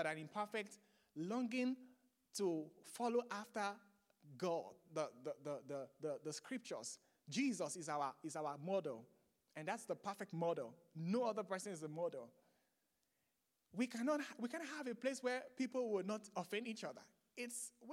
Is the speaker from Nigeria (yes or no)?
yes; Nigeria; now in United States; I'm from Nigeria, as you can see from my accent. So I'm from Nigeria, and I grew up in the Foursquare Gospel Church in Nigeria.